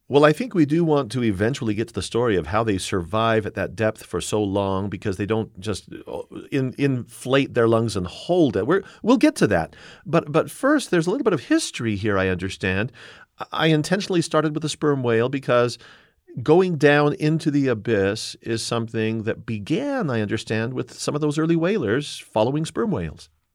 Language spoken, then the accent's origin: English; Southern California, United States; I grew up in Southern California